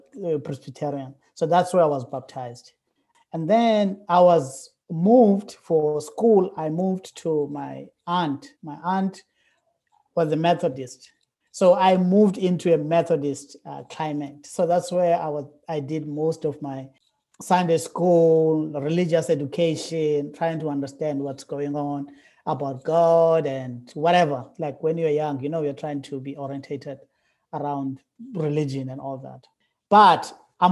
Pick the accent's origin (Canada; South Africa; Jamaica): South Africa; moved away as an adult; now in Wake Forest, United States; I'm from South Africa. I was born in South Africa, and I lived there for like 40 years.